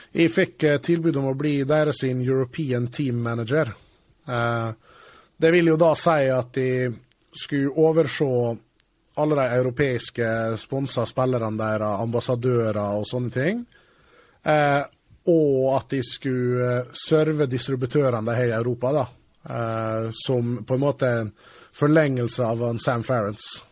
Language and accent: Norwegian; Norway; also born or lived in England; kommer fra Jantelovs-Norge